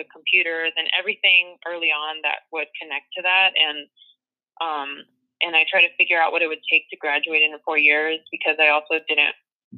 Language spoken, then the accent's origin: English; Los Angeles, California, United States; I was born in the San Fernando Valley. I'm from Mission Hills, California